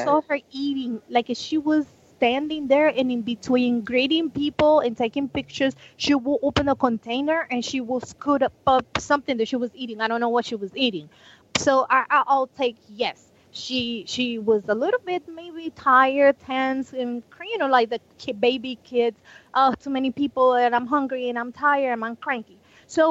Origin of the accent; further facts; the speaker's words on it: Panama; moved away; I'm from Panama